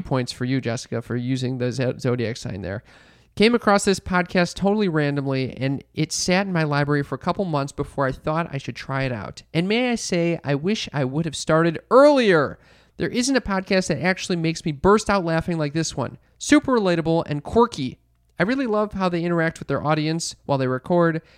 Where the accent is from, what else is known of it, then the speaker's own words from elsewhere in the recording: Midwest, United States; we're from the Midwest